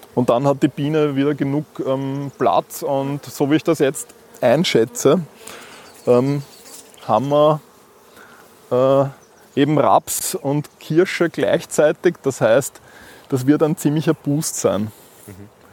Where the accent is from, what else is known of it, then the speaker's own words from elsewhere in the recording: Vienna, Austria; ich bin in Wien aufgewachsen